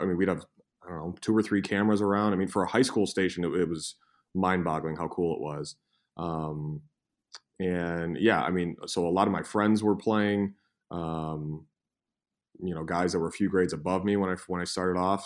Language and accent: English; Cleveland, Ohio, United States; I'm from Cleveland